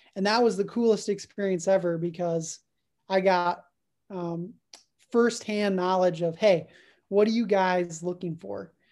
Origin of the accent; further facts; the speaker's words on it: Dallas, Texas, United States; I'm originally from the Dallas area